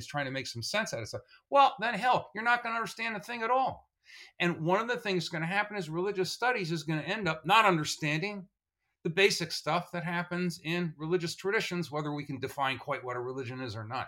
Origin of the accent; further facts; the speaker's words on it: Tenafly, New Jersey, United States; I come from Tenafly, New Jersey